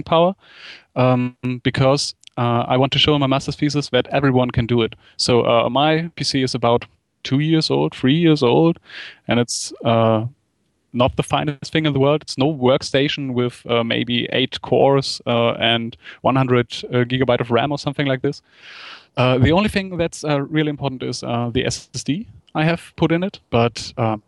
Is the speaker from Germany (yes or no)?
yes; Germany; In Germany, you had to do something like a military service